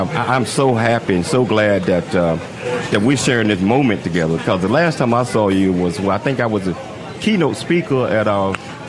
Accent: Chattanooga, Tennessee, United States; growing up in Chattanooga, you know, we all are mama boys and mama girls.

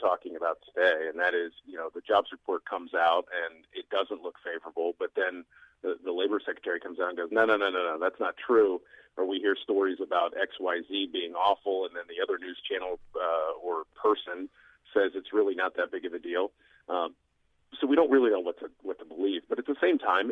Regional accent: Pittsburgh, Pennsylvania, United States; moved away; I grew up in Pittsburgh, Pennsylvania, and that's a union town

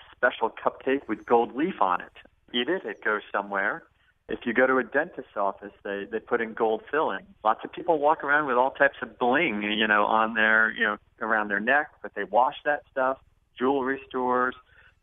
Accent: Arizona, United States; I'm from Arizona, and we have gold mines and silver mines in Arizona

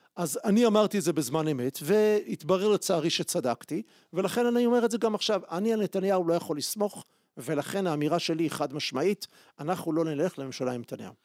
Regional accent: Israel; also born or lived in Jerusalem; אני גדלתי בציונות הדתית בחיפה ובירושלים הקלאסית

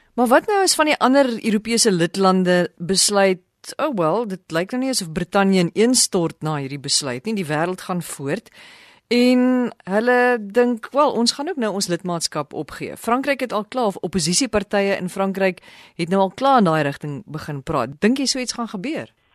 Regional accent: South Africa; ons as Suid-Afrikaners

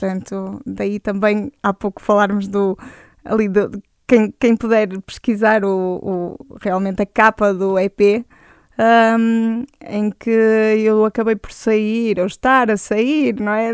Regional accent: Braga, Norte, Portugal; eu nasci em Braga

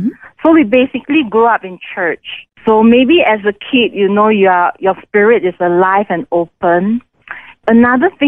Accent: Singapore; moved away as an adult; now in India; I was born in Singapore

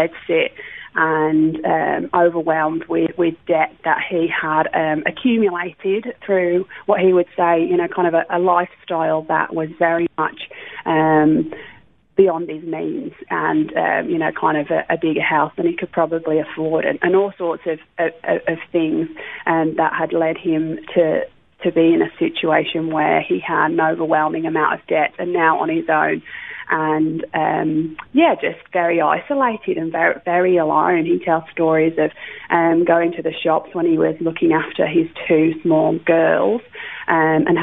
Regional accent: Wolverhampton, West Midlands, United Kingdom; moved away as an adult; also born or lived in Bradford; now in Australia; I was born, as you say, in the UK in a place called Wolverhampton, which is near Birmingham. So that's where I grew up.

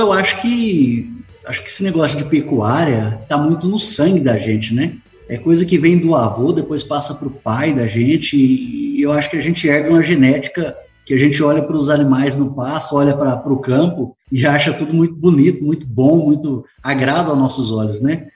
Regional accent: Jauru, Mato Grosso, Brazil; now in Pontes e Lacerda, Brazil; sou natural de, de Jaú, aqui no Mato Grosso, próximo aqui de Pontes Lacerda

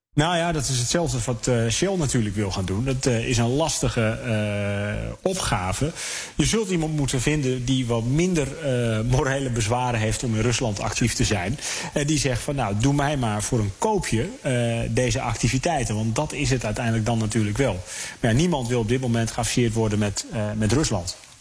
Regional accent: Netherlands; wij als Nederlanders

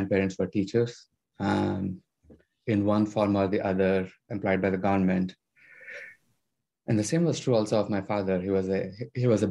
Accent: Southeast India, India; moved away as an adult; now in Seattle, United States; I grew up in Southeast India.

